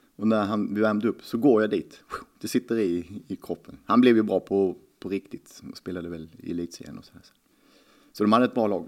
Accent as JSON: {"language": "Swedish", "town": "Lund", "region": "Skåne", "country": "Sweden", "tie": "born or raised there", "said": "Jag började spela 79 i Lugi på handbollsleksskolan. Man tränade på Katedralskolan klockan åtta varje lördag morgon."}